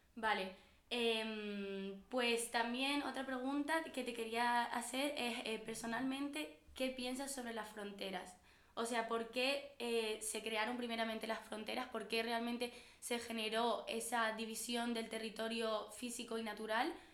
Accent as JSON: {"language": "Spanish", "region": "Canary Islands", "country": "Spain", "said": "políticamente somos europeos"}